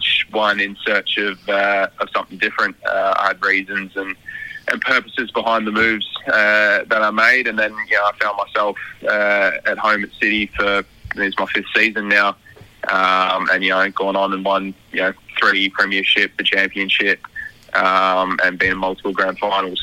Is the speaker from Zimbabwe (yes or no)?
no; Australia; as an Aussie